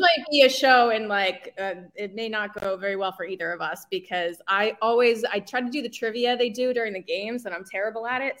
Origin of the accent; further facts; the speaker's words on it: New Jersey, United States; I was born and raised in New Jersey